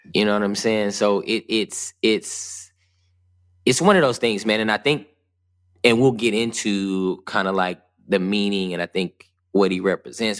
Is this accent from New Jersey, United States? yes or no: no; West Covina, California, United States; also born or lived in Ontario, California; I grew up in Southern California, in West Covina and Ontario, which are about 36 miles east of Los Angeles.